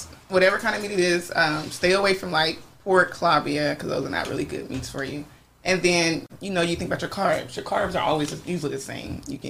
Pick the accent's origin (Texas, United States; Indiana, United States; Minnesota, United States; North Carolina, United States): Texas, United States; Dallas; now in California, United States; I'm from Texas.